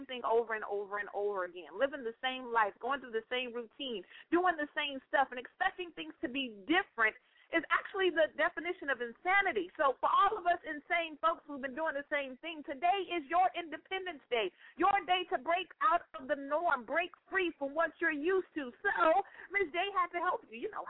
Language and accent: English; Northern California, United States; moved away; That's my hometown, y'all. And I came back home for a little bit.